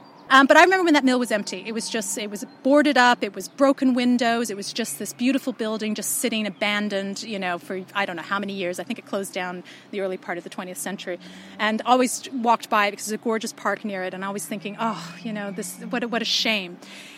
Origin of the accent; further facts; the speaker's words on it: Canada; accent: Canadian; also born or lived in Yorkshire; you can't tell from my accent at all, but I am a Yorkshire lass. I was born in Yorkshire. I left when I was 9 months old for Canada, so hence I have a Canadian accent and not a Yorkshire one.